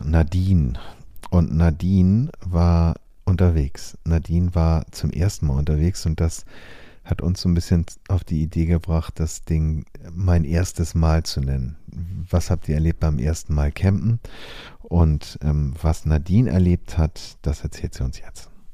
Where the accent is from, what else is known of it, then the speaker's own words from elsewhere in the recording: Germany; bei uns in Deutschland